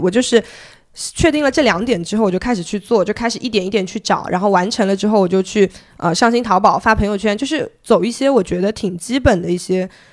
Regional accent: Zhejiang, China; also born or lived in Beijing; now in Hangzhou, China; 我前面两份，哦，前面有三份工作的经历， 然后分别是在字节跳动，北京话在字节跳动， 然后后面我选择回了杭州，因为我是浙江人

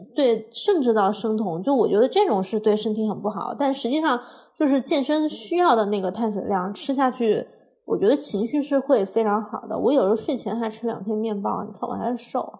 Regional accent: Hunan, China; 我是湖南人

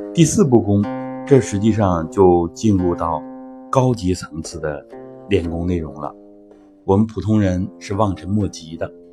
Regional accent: China; 我们中国人的核心思想其实就是天人合一

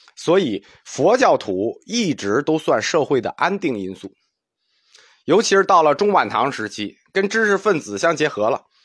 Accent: China; 因为我们中国人啊，从小大人就教你这个不该说，那个不能做

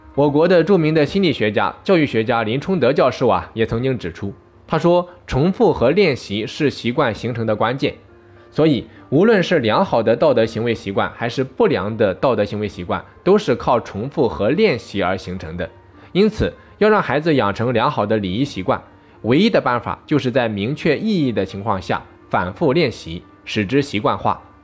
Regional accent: China; 我们中国人

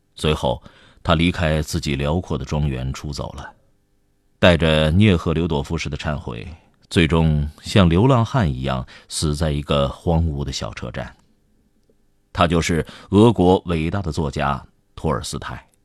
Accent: China; 我们现在大部分中国人

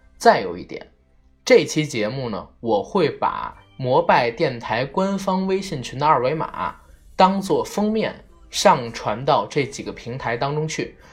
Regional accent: Beijing, China; 我这一代的人叫新北京人，我们是 成长在八十年代末，九十年代初

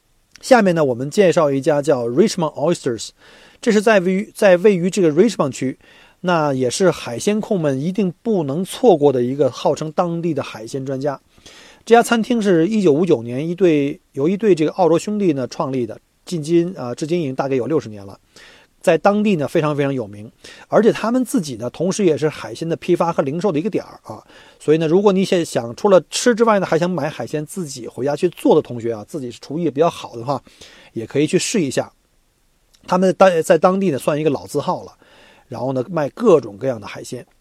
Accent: China; now in Australia; 尤其我们中国人，有的像老人呢或小孩，他可能不太愿意吃太凉的

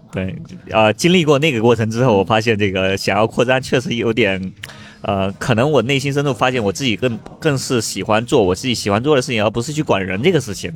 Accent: Fuding, Fujian, China; now in Beijing, China; 我福建的嘛，福建嗯。宁德时代就富鼎，富鼎白茶，那个，那是我老家

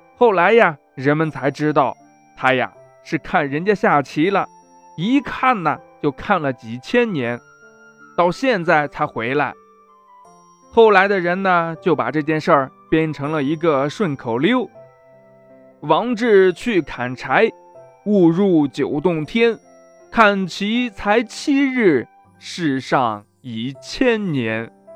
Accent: Anyang, Henan, China; 走进我 的家乡

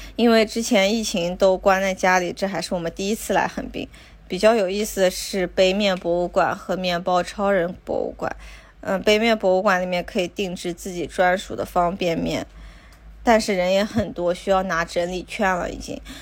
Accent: China; now in Tokyo, Japan; 我们中国人

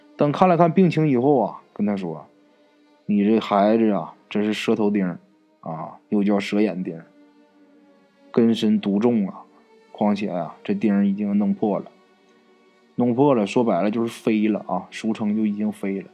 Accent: Northeast China, China; 咱们东北话叫野鸡脖子

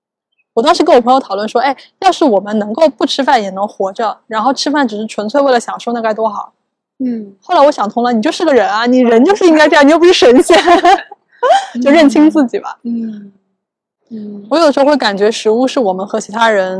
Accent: Shanghai, China; 就像我们上海人现在很热衷于教别人如何囤货一样

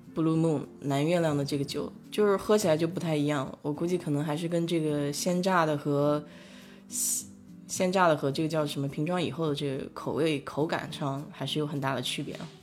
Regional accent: Nanjing, Jiangsu, China; accent: Nanjing dialect; now in Houston, United States; 我们南京话叫哄哈

